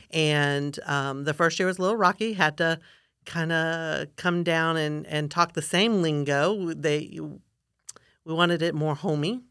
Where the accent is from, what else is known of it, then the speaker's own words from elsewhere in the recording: Florida, United States; also born or lived in Gainesville / Sarasota / Lakeland; I'm a fifth generation Florida Cracker